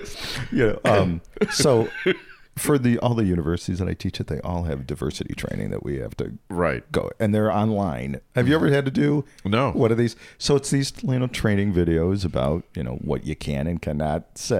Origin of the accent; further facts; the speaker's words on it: Chicago, Illinois, United States; I was a Northside guy. I went to Lane Tech.